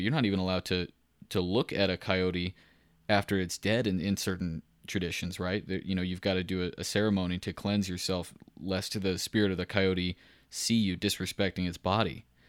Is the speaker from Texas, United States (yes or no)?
yes; Central Texas, United States; I grew up in Central Texas